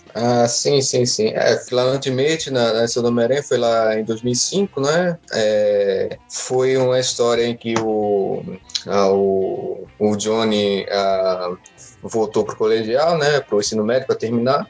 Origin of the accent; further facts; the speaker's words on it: Northeast Region, Brazil; accent: nordestino; o meu sotaque nordestino